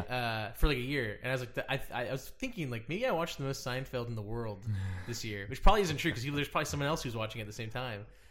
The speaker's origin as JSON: {"language": "English", "town": "Dallas", "region": "Texas", "country": "United States", "moved": "yes", "lives_now": "Los Angeles, United States", "said": "I'm from Dallas"}